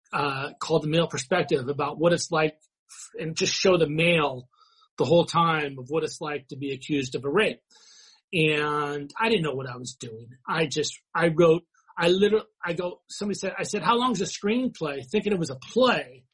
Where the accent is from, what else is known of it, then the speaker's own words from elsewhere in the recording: San Diego, California, United States; I was born down in San Diego